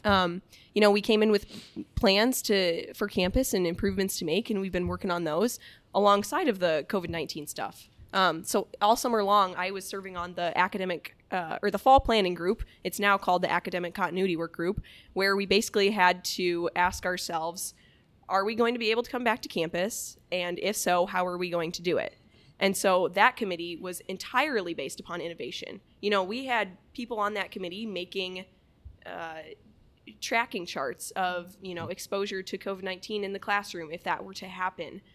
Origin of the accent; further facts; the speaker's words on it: Lake Mills, Iowa, United States; I'm originally from Lake Mills, Iowa, really, really small town up in the, uh, north central part of the state